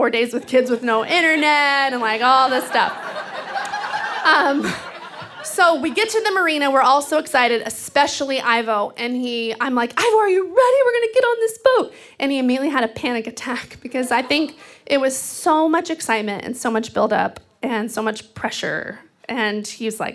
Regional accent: Texas, United States; now in Seattle, United States; I grew up in Texas, which is like a sea of dead brown grass

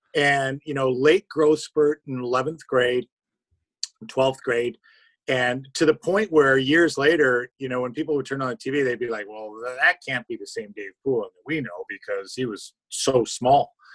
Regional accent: Toronto, Ontario, Canada; also born or lived in Timmins, Ontario; I am from Timmins, and the easiest way I first describe it, it's about 600 miles north of Toronto

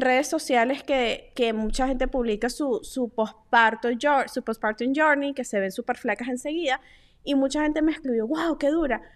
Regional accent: Venezuela; nosotras que somos venezolanas

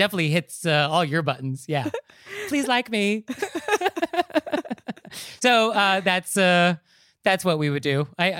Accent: United States; I live in New York, but at the end of the day, I'm not a New Yorker. But I experience this when I travel abroad where people make comments about the United States. And I feel sort of obligated to defend my country

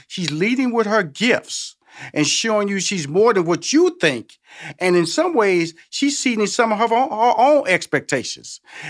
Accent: Houston, Texas, United States; And I'm from Houston, Texas, okay? So I'm from Tex-Mex. I'm from Selena country, okay?

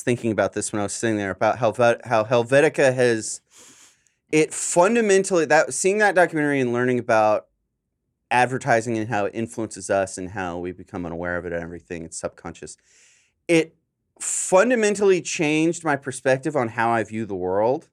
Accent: San Diego, California, United States; now in Los Angeles, United States; I'm from SoCal

